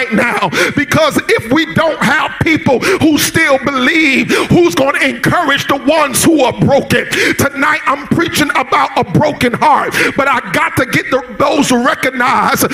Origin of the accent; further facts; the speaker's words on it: South Florida, United States; I grew up in South Florida, and I grew up during the South Florida riots